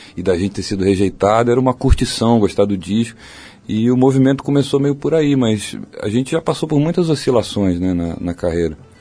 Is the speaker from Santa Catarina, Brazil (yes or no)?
no; Rio de Janeiro, Brazil; also born or lived in Barra da Tijuca, Rio de Janeiro; eu sou de Jacarepaguá, que é um lugar pequeno no Rio, de uma rua pequena de Jacarepaguá fechada. Cresci assim até os 15 anos eu estudei na mesma escola